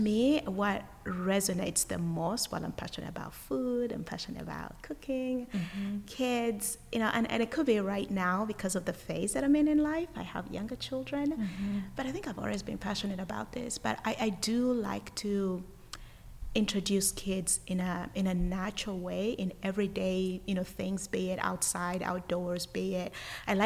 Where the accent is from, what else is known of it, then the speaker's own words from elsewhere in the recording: Uganda; now in United States; originally I'm from Uganda, and I was born and raised in Uganda, and I have lived in the United States for over 20 years